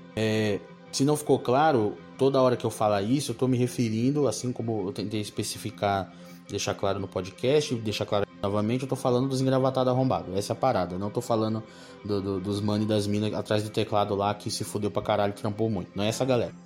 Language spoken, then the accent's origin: Portuguese; São Paulo, Brazil; eu sou do Capão